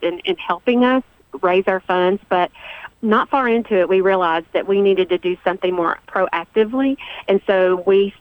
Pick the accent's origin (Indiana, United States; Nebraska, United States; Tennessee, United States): Tennessee, United States; Walter Hill community, Murfreesboro area; Oakland High School, which is also where I went to school. I was born and raised here as well.